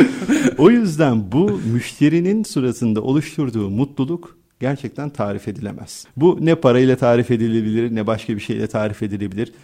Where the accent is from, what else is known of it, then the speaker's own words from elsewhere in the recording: Turkey; biz Türkler